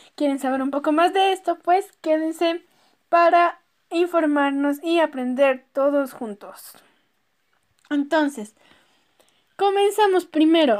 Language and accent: Spanish; Ecuador